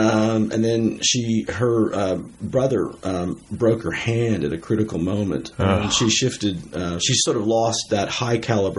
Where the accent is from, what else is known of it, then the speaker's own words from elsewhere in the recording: Berkeley, California, United States; I was born in Berkeley.